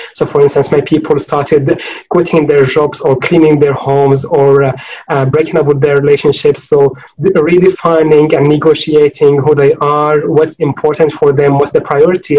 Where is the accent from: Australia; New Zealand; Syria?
Syria; Homs, Homs Governorate; moved away as an adult; also born or lived in Oxford, United Kingdom; in Homs, in my neighborhood